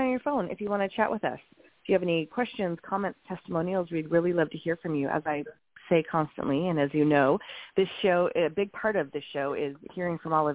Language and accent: English; Montana, United States; moved away; I grew up in Montana